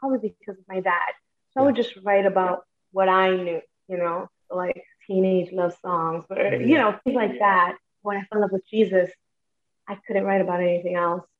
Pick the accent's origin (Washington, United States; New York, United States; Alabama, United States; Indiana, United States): New York, United States; New York City; I was born in Brooklyn